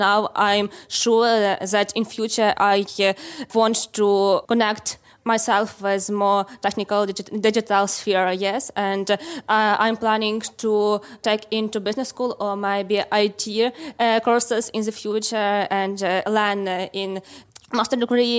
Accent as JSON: {"language": "English", "town": "Lviv", "region": "Lviv Oblast", "country": "Ukraine", "said": "We are from Lviv in Ukraine, and you are listening to Women in Tech."}